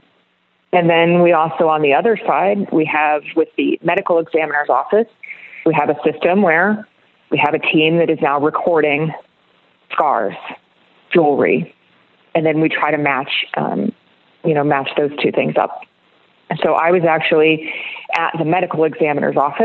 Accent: Orlando, Florida, United States; I was born in Orlando. Orlando is my heart.

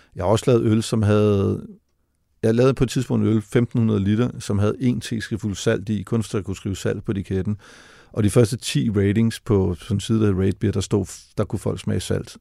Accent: Denmark; hjemme i Danmark

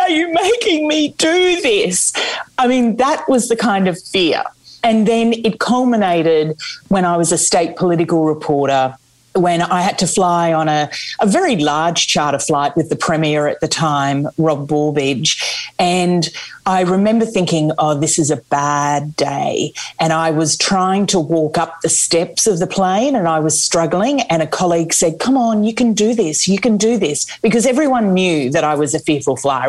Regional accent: Australia; now in United Kingdom

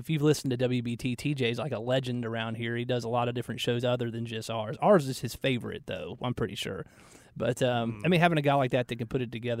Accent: Marietta, Georgia, United States; now in Charlotte, United States; I grew up in Marietta, and through high school and college spent some time at Sea Island and St. Simons

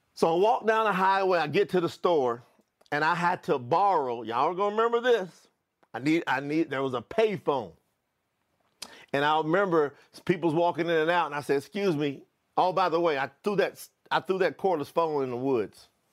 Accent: Kentucky, United States; moved away; also born or lived in Florida; I was born in Kentucky

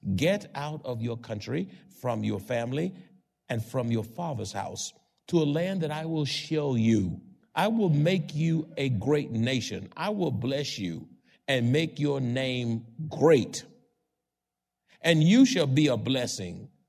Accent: Houston, Texas, United States; moved away as an adult; now in San Antonio, United States; I was born in Houston, had friends in Houston, all over Houston, went to college in Houston

